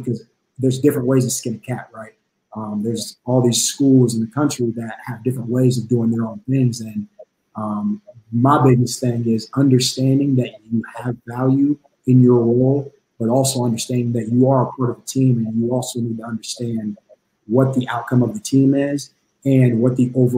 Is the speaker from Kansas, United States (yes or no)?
yes; Emporia, Kansas, United States; moved away as an adult; also born or lived in South Carolina / Illinois; from Emporia, Kansas, born and raised